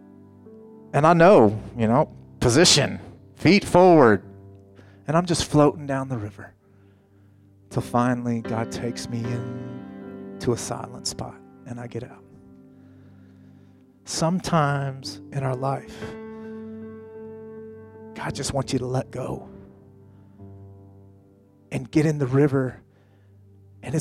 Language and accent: English; Colorado, United States; moved away; I grew up in Colorado